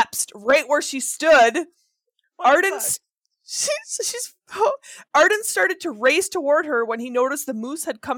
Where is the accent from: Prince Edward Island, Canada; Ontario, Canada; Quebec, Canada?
Ontario, Canada; Northern; I'm from Northern Ontario